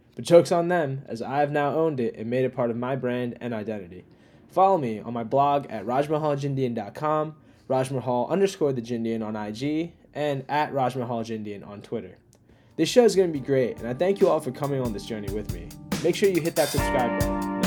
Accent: outside of Philadelphia, Pennsylvania, United States; I grew up outside of Philadelphia, Pennsylvania, and my parents were both immigrants from India

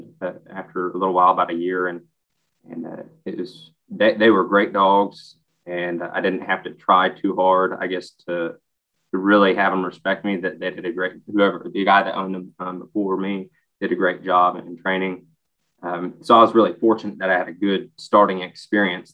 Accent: United States; I grew up in Fayette County

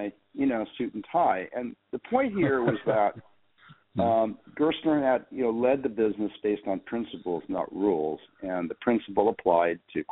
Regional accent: San Jose, California, United States; moved away as an adult; my hometown is San Jose, California

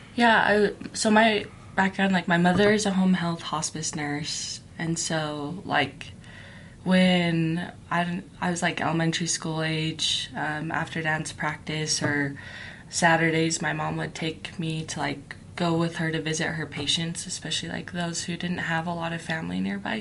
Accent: Utah, United States; also born or lived in New Mexico / Philippines; growing up in Utah County

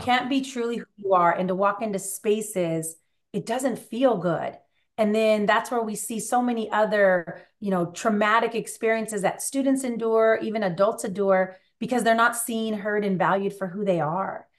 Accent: California, United States; I was born out here in, in California

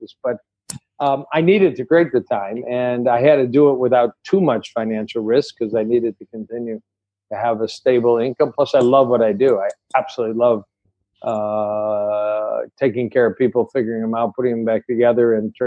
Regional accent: Detroit, Michigan, United States; I want to be in Detroit. It's my hometown

